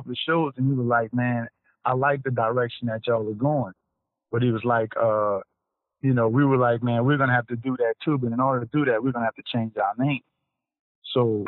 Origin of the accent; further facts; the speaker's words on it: New Orleans, Louisiana, United States; born and raised in New Orleans